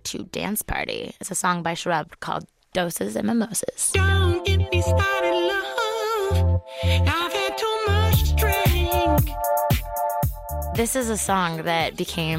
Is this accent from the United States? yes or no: no; Canada; Canadian, so we did have to take French in school growing up